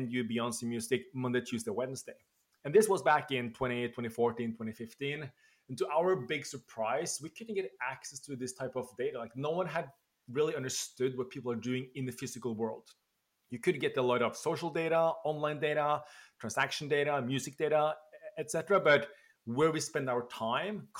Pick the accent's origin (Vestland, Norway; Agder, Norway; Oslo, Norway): Oslo, Norway; moved away as an adult; now in New York, United States; I'm originally from Norway, from Oslo, live now in the States, just outside of New York